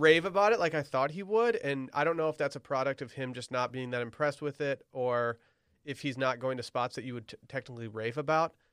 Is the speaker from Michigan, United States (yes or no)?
yes; Michigan, United States; we have an, a very impressive terrain park at both ski areas in my hometown